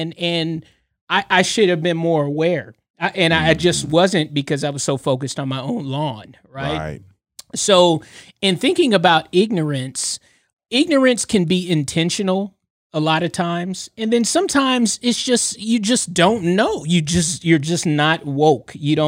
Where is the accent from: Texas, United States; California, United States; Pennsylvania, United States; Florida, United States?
California, United States; we're from California. My family's from California